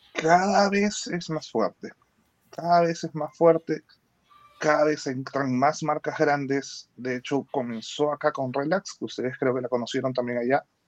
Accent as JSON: {"language": "Spanish", "country": "Peru", "said": "soy el único peruano"}